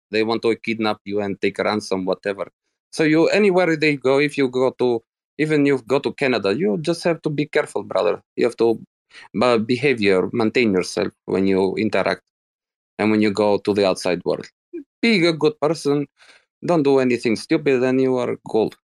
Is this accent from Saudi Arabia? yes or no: yes; Saudi Arabia; I'm Saudi